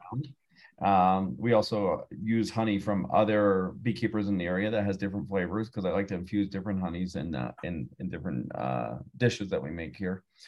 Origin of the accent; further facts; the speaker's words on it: Pennsylvania, United States; moved away as an adult; now in Santa Fe, United States; I'm originally from Pennsylvania, and I moved out to New oh, Mexico oh. 12 years ago.